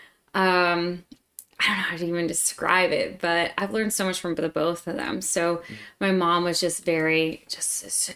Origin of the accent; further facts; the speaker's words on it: Scranton, Pennsylvania, United States; moved away as an adult; now in Atlanta, United States; I'm from Pennsylvania and grew up in a small family.